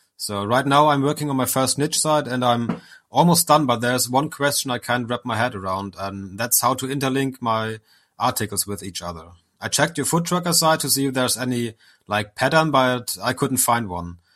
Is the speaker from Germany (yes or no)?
yes; Germany; I'm from Germany